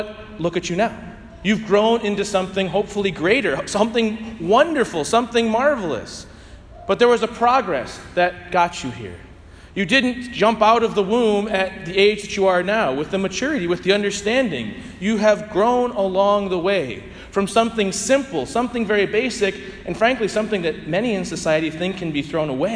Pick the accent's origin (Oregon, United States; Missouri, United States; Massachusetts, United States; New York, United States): Missouri, United States; St. Louis; I grew up playing it in St. Louis